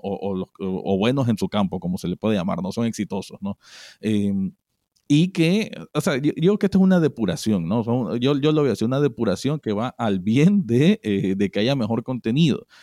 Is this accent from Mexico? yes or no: no; Nicaragua; como nicaragüense